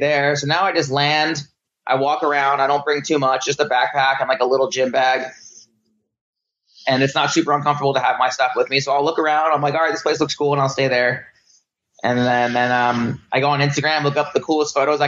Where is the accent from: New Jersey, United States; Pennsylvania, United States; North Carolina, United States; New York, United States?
New Jersey, United States; I'm from the East Coast, from New Jersey